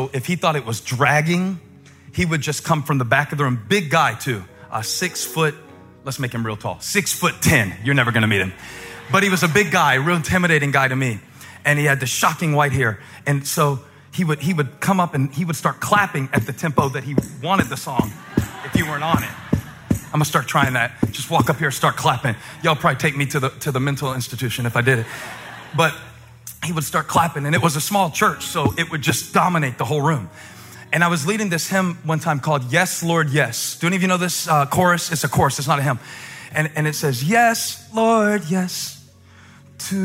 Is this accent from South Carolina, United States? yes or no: yes; Moncks Corner, South Carolina, United States; moved away; I grew up in the Methodist church just down the street. Actually, the Baptist church and the Methodist church were right across the street from each other. And so it was a contest to see who could get out first to go to the restaurant. That was kind of the goal, to beat the Baptist to the Berkeley restaurant in Monk's Corner